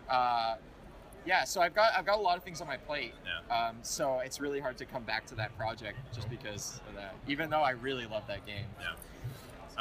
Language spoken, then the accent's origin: English; Canada; I'm from Canada